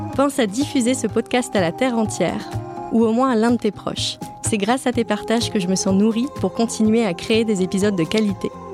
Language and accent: French; France; je suis française